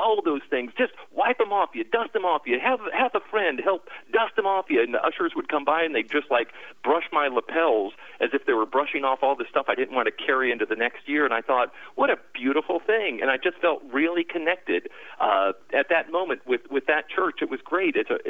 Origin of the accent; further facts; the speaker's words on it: Mount Dora, Florida, United States; I can go to a Presbyterian church here in my hometown in Mount Dora, Florida.